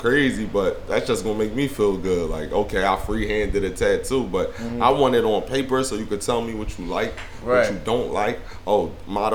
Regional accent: Philadelphia, Pennsylvania, United States; also born or lived in Miami; I'm from Philly.

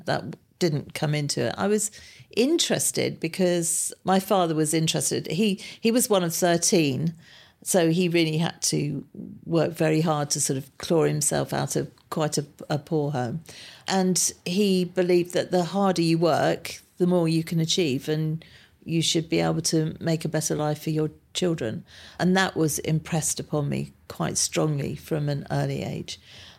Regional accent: Harrow, London, United Kingdom; also born or lived in Kingsbury; I was born in Kingsbury, which is Northwest Nine, and then I moved, or my parents moved to Harrow, where I've lived ever since. Very boring, I'm afraid. I haven't gone very far, but I've stayed in Harrow.

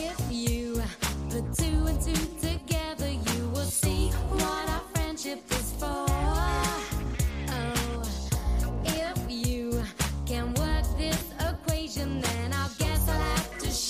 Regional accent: Michigan, United States; born or raised there

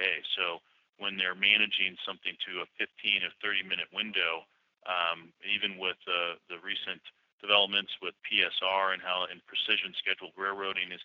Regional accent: St. Louis, Missouri, United States; I'm from St. Louis

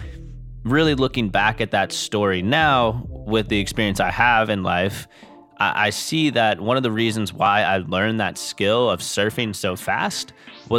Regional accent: Charleston, South Carolina, United States; growing up in Charleston

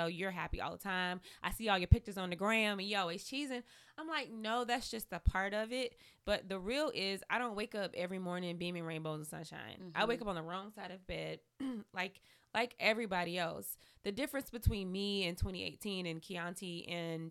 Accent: the South, United States; growing up in the South

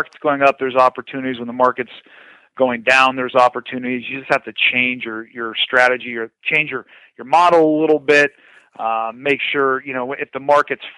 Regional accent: Fresno, California, United States; also born or lived in Connecticut, United States; now in San Diego, United States; I actually grew up in Fresno, California

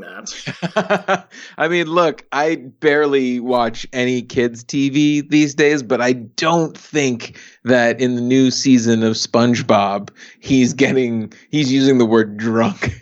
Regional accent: New York City, New York, United States; where I was raised, Staten Island

